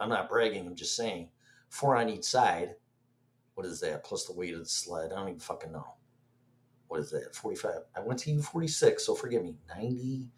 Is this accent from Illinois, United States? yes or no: yes; Illinois, United States; now in Florida, United States; Born and raised in Illinois, where every other governor is sitting in prison.